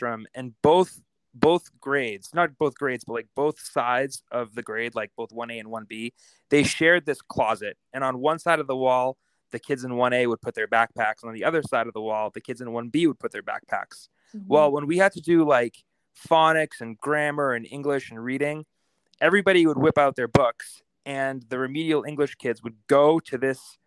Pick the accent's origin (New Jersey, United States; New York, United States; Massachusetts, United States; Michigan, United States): Massachusetts, United States; Boston; I grew up just outside Boston, Massachusetts, and both my parents are immigrants from Italy. I was born in Boston